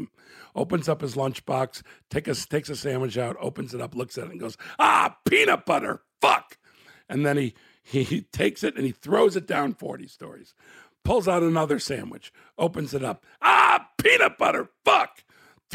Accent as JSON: {"language": "English", "town": "Chicago", "region": "Illinois", "country": "United States", "tie": "born or raised there", "said": "I was born in Chicago, Illinois"}